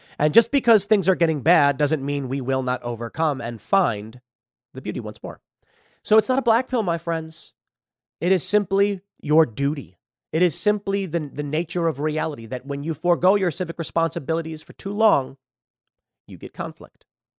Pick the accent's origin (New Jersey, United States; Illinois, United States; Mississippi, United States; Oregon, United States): Illinois, United States; Chicago; also born or lived in New York; I grew up in Chicago and lived in New York.